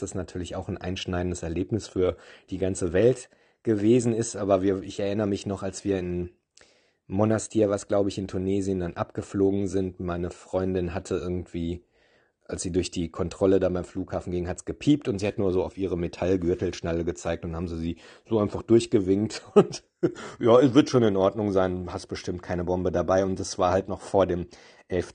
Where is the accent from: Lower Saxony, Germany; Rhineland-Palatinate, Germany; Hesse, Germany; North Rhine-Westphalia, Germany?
North Rhine-Westphalia, Germany; Olpe; moved away; ich bin tatsächlich in Olpe geboren, in einem kleinen Dorf, zehn Kilometer von Olpe